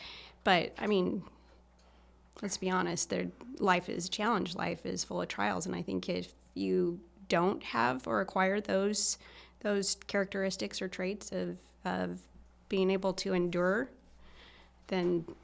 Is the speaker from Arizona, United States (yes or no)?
yes; Taylor, Arizona, United States; I come from the White Mountains, little town in the White Mountains called Taylor.